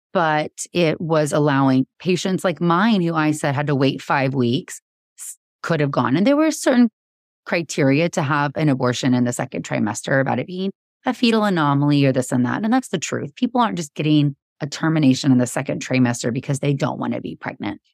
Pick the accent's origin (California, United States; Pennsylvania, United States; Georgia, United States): Georgia, United States; now in Texas, United States; I grew up in Georgia